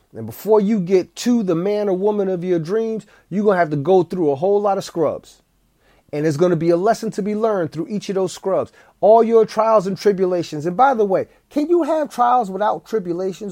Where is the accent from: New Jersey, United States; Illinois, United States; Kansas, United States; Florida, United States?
New Jersey, United States; East Orange; I went to grade school with Wyclef Jean. We, we went to Our Lady Helper Christian's school in East Orange, New Jersey